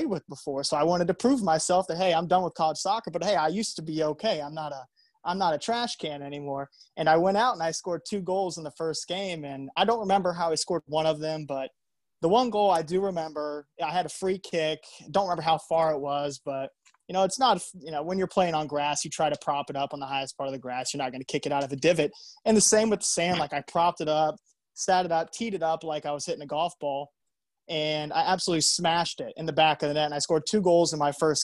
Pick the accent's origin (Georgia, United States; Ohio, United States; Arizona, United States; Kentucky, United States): Ohio, United States; Reynoldsburg; now in Virginia Beach, United States; I'm originally from Columbus, Ohio, as is Pupus. Actually, Reynoldsburg, a little suburb outside of Columbus.